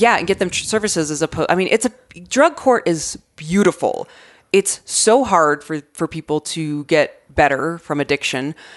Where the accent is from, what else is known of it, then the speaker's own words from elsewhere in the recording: Arizona, United States; growing up in Arizona